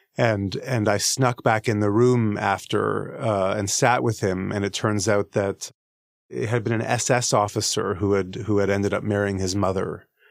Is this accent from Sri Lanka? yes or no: no; Canada; I'm Canadian